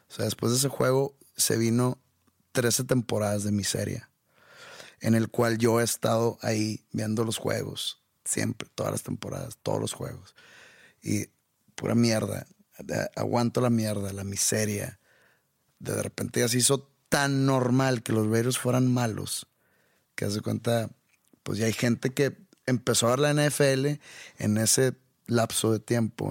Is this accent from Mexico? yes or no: yes; Mexico; accent: norteño; soy mexicano